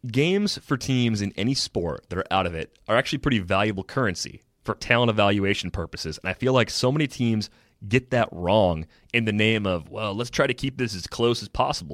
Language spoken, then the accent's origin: English; Michigan, United States; now in Wisconsin, United States; I was a kid growing up in Michigan